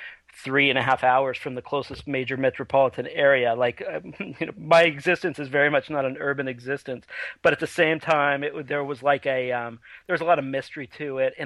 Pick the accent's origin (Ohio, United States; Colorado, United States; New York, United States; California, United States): California, United States; Redding; I grew up in Northern California in a town called Redding